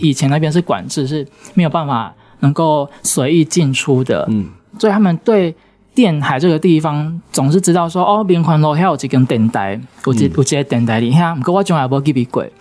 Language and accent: Chinese; Kaohsiung, Taiwan; moved away as an adult; now in Minxiong, Chiayi, Taiwan; 我来自高雄